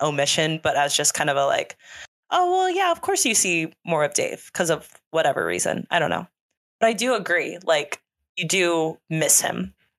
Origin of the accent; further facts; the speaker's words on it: Nashville, Tennessee, United States; like I love that I am from Nashville, live in Nashville, we're Nashville, Nashville people, Nashville, Nashville